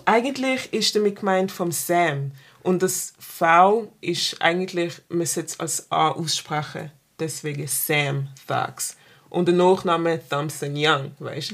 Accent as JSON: {"language": "German", "town": "Basel", "region": "Basel-Stadt", "country": "Switzerland", "tie": "born or raised there", "said": "ich bin in der Stadt aufgewachsen, Basel-Stadt"}